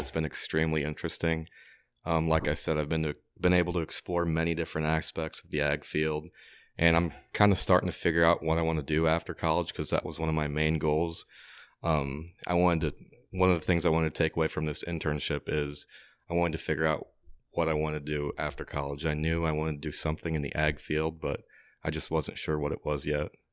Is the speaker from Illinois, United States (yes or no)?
yes; Gillespie, Illinois, United States; I grew up in Gillespie, Illinois